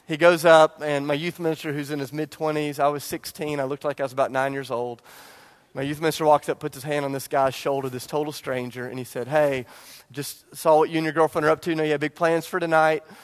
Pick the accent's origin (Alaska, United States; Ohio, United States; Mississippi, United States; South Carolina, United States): South Carolina, United States; Charleston; I grew up in Charleston